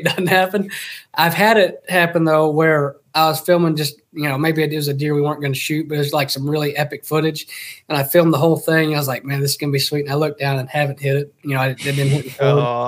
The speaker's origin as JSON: {"language": "English", "region": "Texas", "country": "United States", "moved": "yes", "said": "I grew up hunting. I'm from Texas originally, and so from the time I was three, I think I started hunting"}